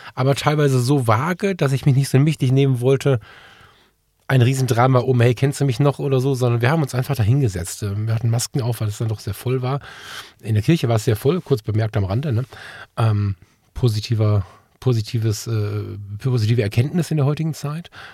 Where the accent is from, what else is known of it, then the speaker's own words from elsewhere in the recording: Ratingen, North Rhine-Westphalia, Germany; ich habe entscheidende Teile meiner Jugend im CVJM hier in Ratingen verbracht